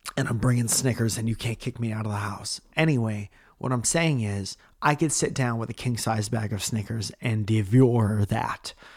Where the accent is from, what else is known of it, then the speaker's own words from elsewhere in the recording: Stratford, Connecticut, United States; moved away; in Connecticut and in Stratford calling out my hometown